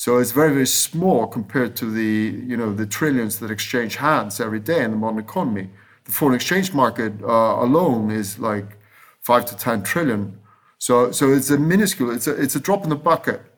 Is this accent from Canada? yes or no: no; Iceland; moved away; I was raised in Iceland during double-digit, sometimes triple-digit inflation